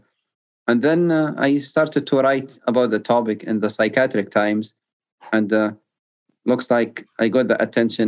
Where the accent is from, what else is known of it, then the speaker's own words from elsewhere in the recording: Libya; now in United States; my home country, Libya, went through a civil war in 2011